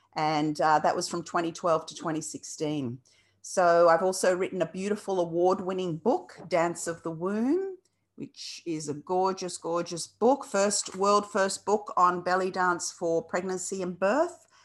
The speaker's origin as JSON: {"language": "English", "country": "Australia", "tie": "born or raised there", "also_born_or_lived": "Lebanon", "said": "brought to Australia as a two-year-old and was separated from my, from my mother, uh, had a stepmother who was Australian. My brother came as well to Australia. And so we grew up without our natural mother"}